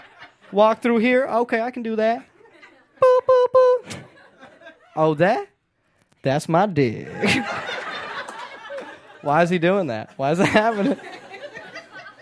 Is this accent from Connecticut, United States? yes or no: no; Atlanta, Georgia, United States; moved away as an adult; now in Los Angeles, United States; I did grow up in the South. I grew up in Atlanta